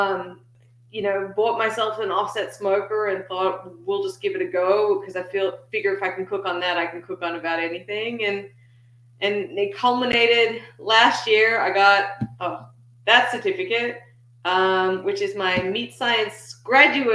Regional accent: Melbourne, Victoria, Australia; moved away as an adult; now in Texas, United States; when I was growing up in Melbourne, Australia.

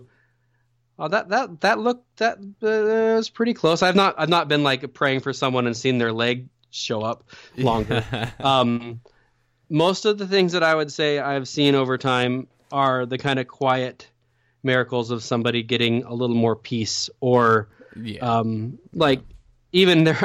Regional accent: Oregon, United States; my hometown in Oregon

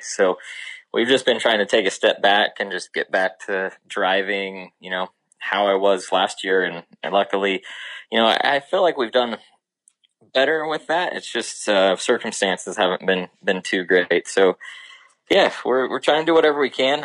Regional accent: Ohio, United States; born or raised there

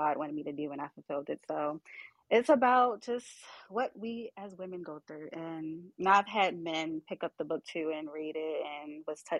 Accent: Baltimore, Maryland, United States; I'm from Baltimore

